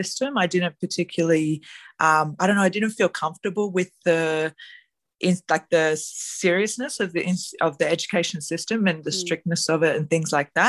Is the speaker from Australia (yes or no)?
yes; Gold Coast, Queensland, Australia; moved away; I was born on the Gold Coast